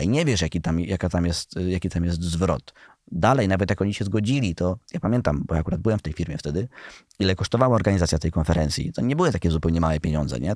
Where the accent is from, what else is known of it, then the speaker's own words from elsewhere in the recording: Świętokrzyskie Voivodeship, Poland; jestem ze Świętokrzyskiego